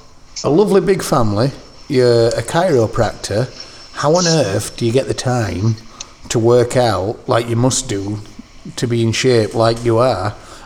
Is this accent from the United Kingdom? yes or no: yes; United Kingdom; accent: British; That's my British accent.